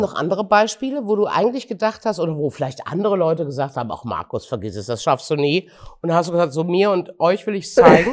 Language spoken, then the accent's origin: German; Gummersbach, North Rhine-Westphalia, Germany; in meiner Jugend in Gummersbach 1964